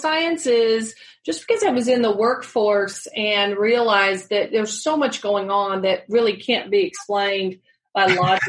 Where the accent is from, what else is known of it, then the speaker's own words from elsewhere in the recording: Georgia, United States; also born or lived in Tachikawa, Japan; I was born in Tachikawa, Japan. So we moved around a lot. I was a military brat, and we moved around a good bit as a child, but ended up in high school in just outside of Atlanta, Georgia, at Southwest DeKalb High School.